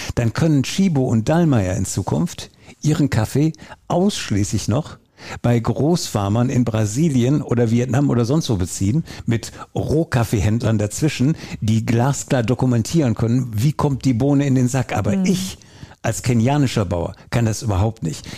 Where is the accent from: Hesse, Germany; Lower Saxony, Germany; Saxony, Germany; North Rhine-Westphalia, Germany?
North Rhine-Westphalia, Germany; Essen; also born or lived in Oberhausen; ich bin ein Kind des Ruhrgebiets, in Oberhausen geboren, in Essen groß geworden